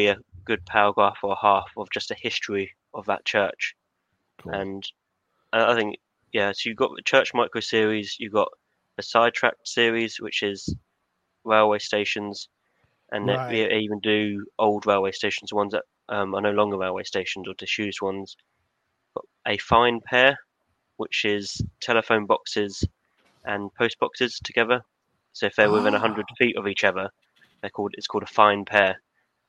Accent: Hastings, South East England, United Kingdom; now in Aylesbury, United Kingdom; we grew up in Hastings, which is just over from Brighton

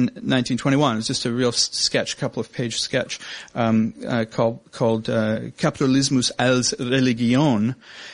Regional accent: Canada

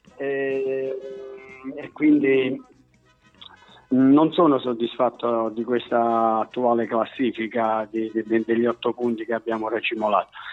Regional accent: Oppido Lucano, Basilicata, Italy; tifoso della squadra del mio paese

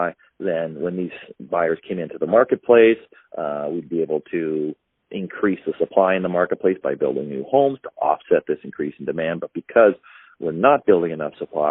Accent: Canada; I'm a Canadian

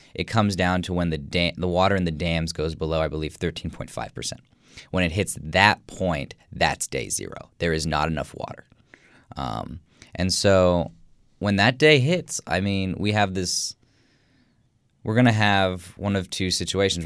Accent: Midwest, United States; I'm obviously from the Midwest and from the United States

